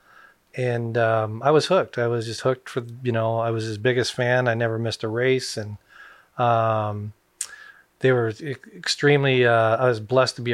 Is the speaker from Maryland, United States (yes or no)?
no; Renton, Washington, United States; grew up at Long Acres